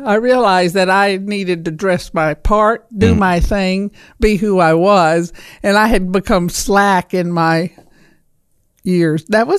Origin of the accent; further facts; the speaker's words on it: Pickens County, West Alabama, United States; West Alabama, Pickens County, near Tuscaloosa.